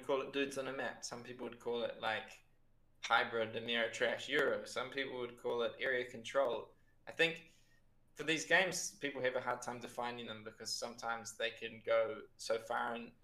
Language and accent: English; Lower Hutt, Wellington, New Zealand; moved away as an adult; now in Pisa, Italy; I'm from Lower Hutt